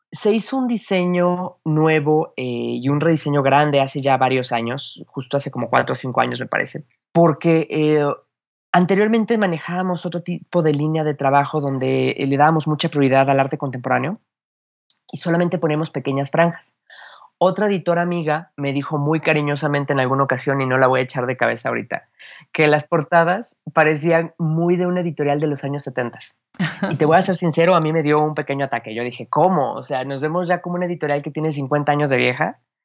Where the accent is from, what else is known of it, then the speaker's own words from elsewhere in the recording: Mexico City, Mexico; accent: chilango; el chilango, todos hablamos como película de, Pedro Infante